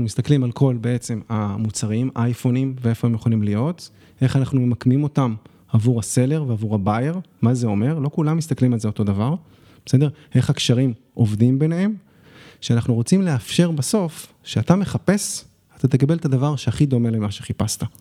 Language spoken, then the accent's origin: Hebrew; Israel; also born or lived in Shanghai, China